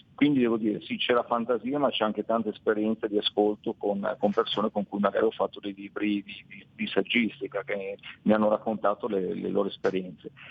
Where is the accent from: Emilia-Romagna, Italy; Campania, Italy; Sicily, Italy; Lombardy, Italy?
Lombardy, Italy; Milan; abitando a Milano, essendo di Milano